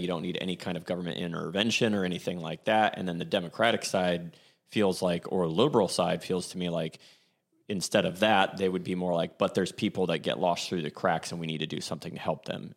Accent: Columbus, Ohio, United States; growing up in Clintonville

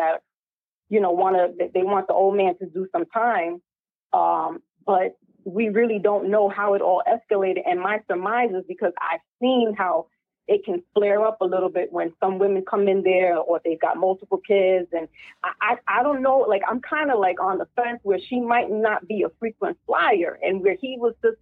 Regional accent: New York City, New York, United States; I'm from the Bronx

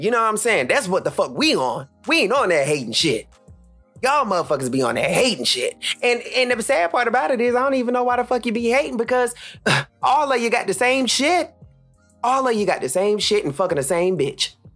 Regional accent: Charlotte, North Carolina, United States; I am from Charlotte

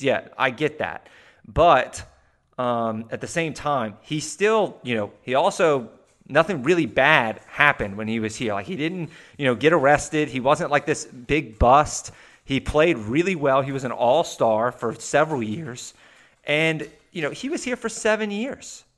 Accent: the South, United States; we're both from the South here

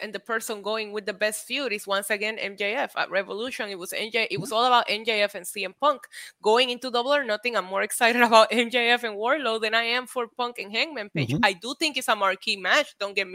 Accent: Puerto Rico; Born and raised in Puerto Rico

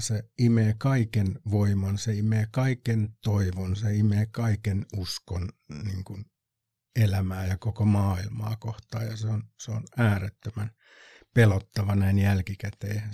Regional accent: Kotka, Kymenlaakso, Finland; nyt kun Kotkasta ollaan

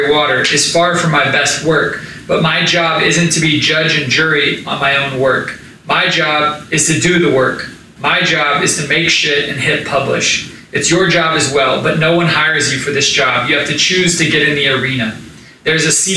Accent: Tulsa, Oklahoma, United States; growing up in Tulsa, Oklahoma

